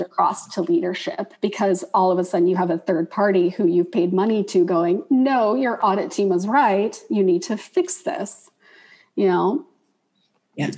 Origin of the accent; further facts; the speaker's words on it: the South, United States; I'm obviously from the South